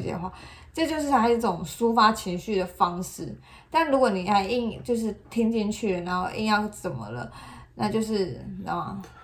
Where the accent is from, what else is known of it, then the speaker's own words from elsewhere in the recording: Taiwan; 我们台湾人